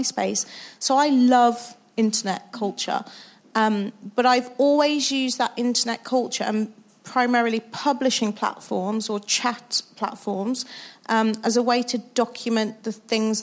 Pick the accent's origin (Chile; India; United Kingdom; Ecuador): United Kingdom; Wolverhampton, West Midlands; I'm from Wolverhampton